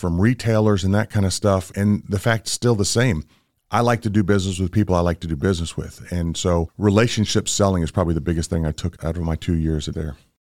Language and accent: English; Washington, District of Columbia, United States; moved away as an adult; also born or lived in Virginia / New Jersey; now in Chattanooga, United States; I grew up in the Washington, D C area